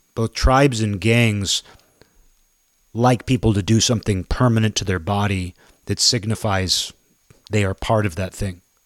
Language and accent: English; United States; me being four generations in, just knowing myself as an American